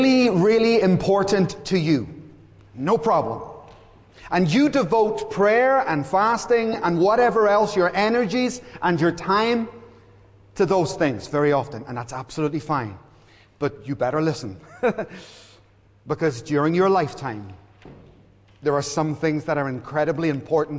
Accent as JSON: {"language": "English", "town": "Belfast", "region": "Northern Ireland", "country": "United Kingdom", "tie": "born or raised there", "said": "I grew up in Belfast, and all my brothers, three brothers, worked in a hotel at the end of our street"}